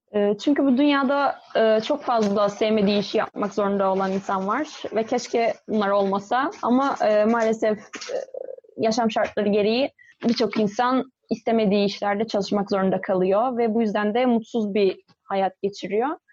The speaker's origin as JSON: {"language": "Turkish", "region": "İzmir", "country": "Turkey", "tie": "born or raised there", "said": "1995 e, yılında İzmir'de doğdum."}